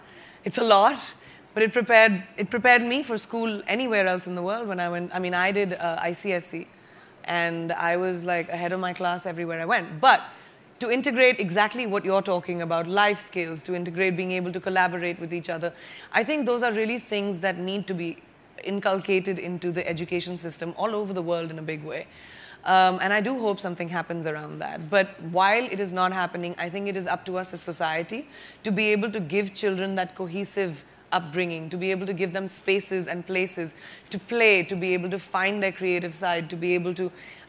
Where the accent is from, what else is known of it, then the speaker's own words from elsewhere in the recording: Bareilly, Uttar Pradesh, India; also born or lived in Jamshedpur / Lucknow / Mumbai / Boston; I was born in Jamshedpur, raised in Bareilly, UP, went to school in Lucknow, lived in Mumbai, lived in Boston, lived in New York. I consider myself truly a citizen of the world.